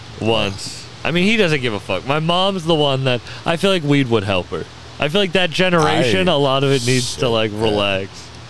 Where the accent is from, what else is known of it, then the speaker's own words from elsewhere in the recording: Cape Cod, Massachusetts, United States; moved away; I grew up there